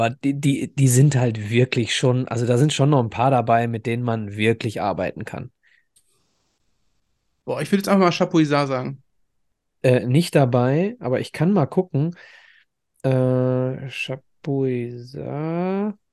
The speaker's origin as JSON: {"language": "German", "town": "Dortmund", "region": "North Rhine-Westphalia", "country": "Germany", "said": "ich als Dortmunder muss man den nennen."}